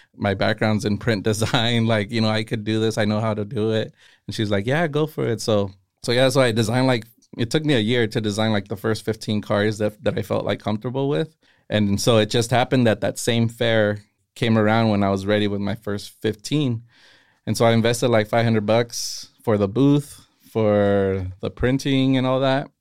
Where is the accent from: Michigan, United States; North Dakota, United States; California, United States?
California, United States; Castroville; I grew up in Castroville